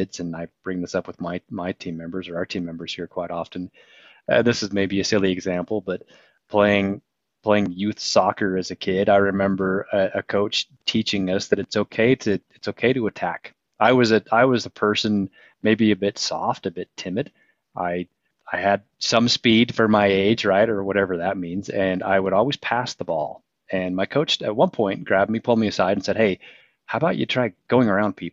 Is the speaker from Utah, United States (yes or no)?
yes; Providence, Utah, United States; Born and raised in Providence, Utah.